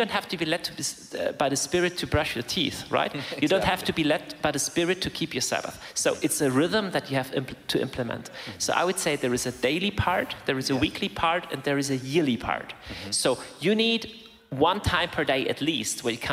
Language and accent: English; Germany; The place I grew up there in Germany, there is a monastery that was founded in 766 AD